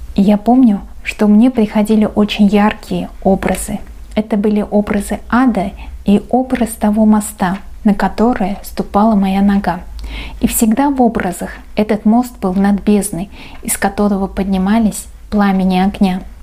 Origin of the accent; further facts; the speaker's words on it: Uzbekistan; я узбечка